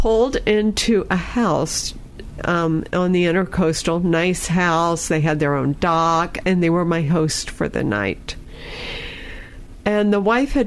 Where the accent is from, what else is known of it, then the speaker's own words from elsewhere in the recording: Clearwater, Florida, United States; my hometown in Clearwater, Florida